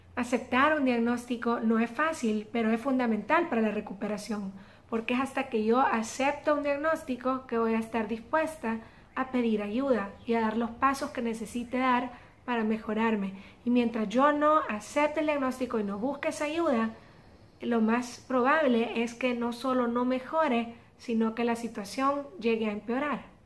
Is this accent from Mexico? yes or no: no; El Salvador; como decimos aquí en mi país, El Salvador